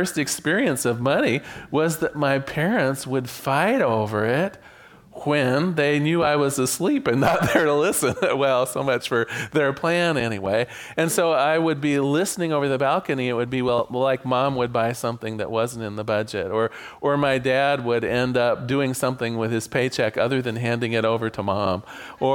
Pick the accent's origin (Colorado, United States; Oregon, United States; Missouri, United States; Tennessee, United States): Oregon, United States; Newport; I was born in Newport, Oregon